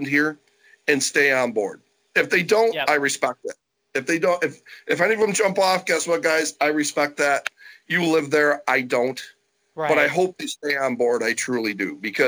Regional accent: Syracuse, New York, United States; I'm from Syracuse, New York.

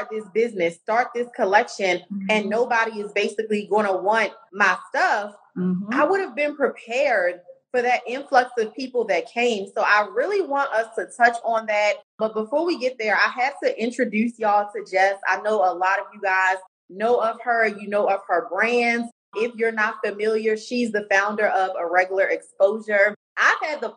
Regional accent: Baltimore, Maryland, United States; accent: Baltimore; the Baltimore accents very thick, okay? Because we are both from Baltimore.

